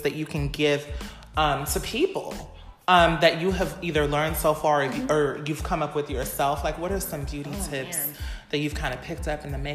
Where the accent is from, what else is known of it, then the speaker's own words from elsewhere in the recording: Pasadena, California, United States; we are from Pasadena. We from Dina, we from Alcedina, Pasadena